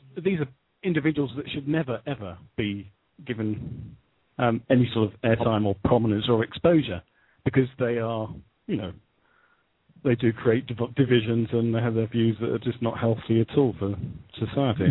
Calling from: United Kingdom; calling from Great Britain

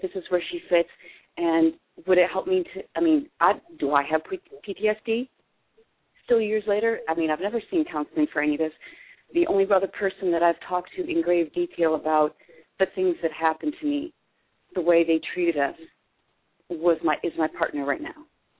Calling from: Pennsylvania, United States; from Pennsylvania.

